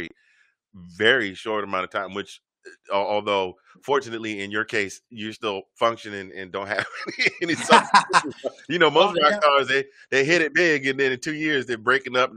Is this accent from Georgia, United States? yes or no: yes; Georgia, United States; now in Virginia, United States; originally from Georgia